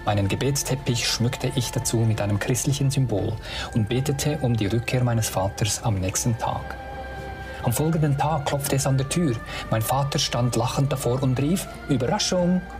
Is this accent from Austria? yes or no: no; Sabah, Malaysia; German is a second language; moved away; in Borneo, in Saba, dort wo ich aufgewachsen bin, haben aufgenommen mit authentischen Bildern von diesen Orten und Schauplätzen, ja, wo ich gross